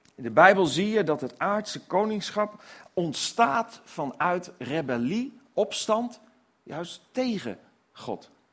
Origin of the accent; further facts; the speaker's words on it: Netherlands; als Nederlanders